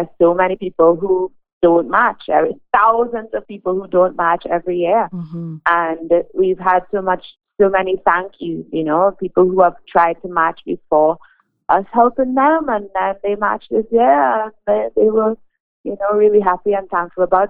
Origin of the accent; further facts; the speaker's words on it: Trinidad & Tobago; moved away as an adult; now in Canada; I came to Canada in 2017, and I am from Trinidad and Tobago, and I practiced medicine there for 4 years